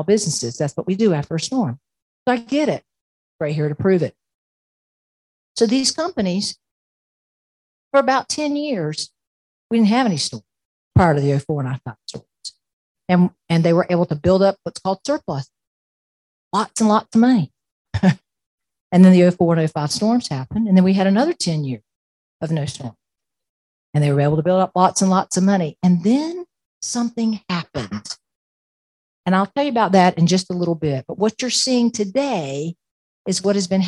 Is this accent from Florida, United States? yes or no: yes; Plant City, Florida, United States; now in Tallahassee, United States; I grew up in Plant City, which is a marvelous town between Tampa and Orlando